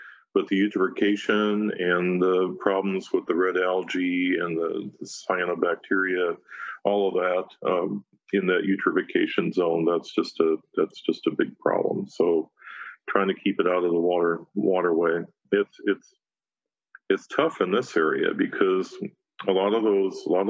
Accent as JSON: {"language": "English", "town": "Chicago", "region": "Illinois", "country": "United States", "tie": "born or raised there", "moved": "as an adult", "lives_now": "North Dakota, United States", "said": "I grew up outside of Chicago"}